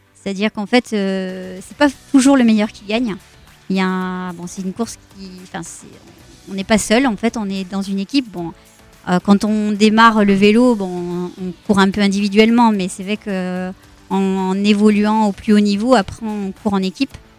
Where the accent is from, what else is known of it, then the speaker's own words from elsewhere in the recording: Sens, Bourgogne-Franche-Comté, France; moved away; also born or lived in Périgueux, Dordogne; Je suis née à Sens dans Lyon